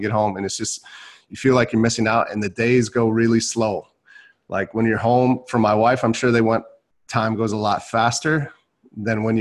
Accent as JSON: {"language": "English", "town": "Milwaukee", "region": "Wisconsin", "country": "United States", "tie": "born or raised there", "said": "I was born in Milwaukee, Wisconsin"}